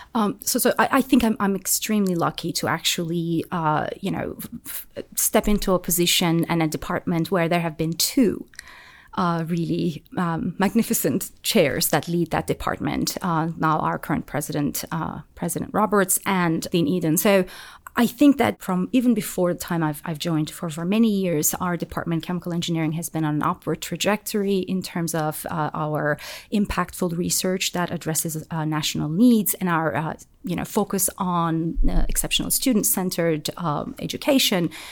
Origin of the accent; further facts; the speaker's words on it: Turkey; moved away as an adult; now in Auburn, United States; I'm, I'm from Turkey, so the system in Turkey at my time was quite different